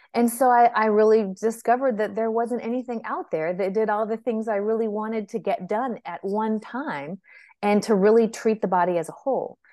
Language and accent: English; San Francisco, California, United States; moved away as an adult; also born or lived in Texas; I was actually born and raised in Northern California, in beautiful San Francisco